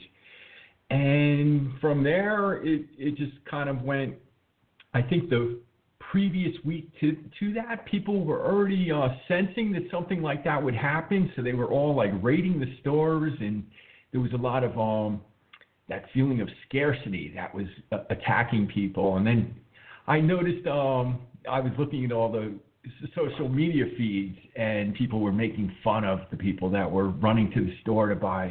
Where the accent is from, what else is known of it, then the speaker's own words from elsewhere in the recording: New York City, New York, United States; I grew up in the New York City area, and my mother worked in Manhattan